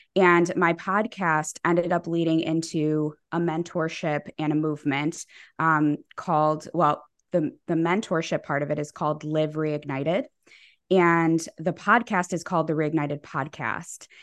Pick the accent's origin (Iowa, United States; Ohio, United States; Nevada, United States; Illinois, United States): Illinois, United States; Chicago; I am from Chicago